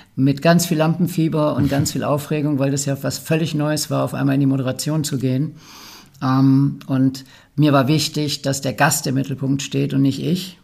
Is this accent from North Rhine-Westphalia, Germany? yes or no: yes; Ruhr area, North Rhine-Westphalia, Germany; ich komme aus dem Ruppert